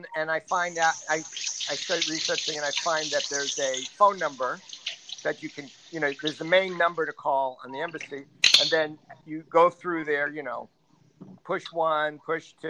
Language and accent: English; United States; now in Spain; I'm an American living here